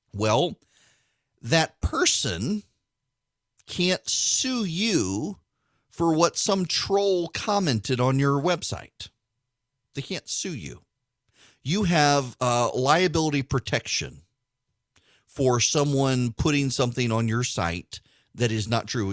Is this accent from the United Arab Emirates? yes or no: yes; Dubai, United Arab Emirates; moved away; when I grew up in Dubai